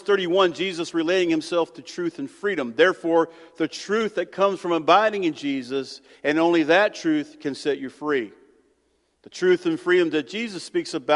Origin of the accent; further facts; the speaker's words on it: United States; as an American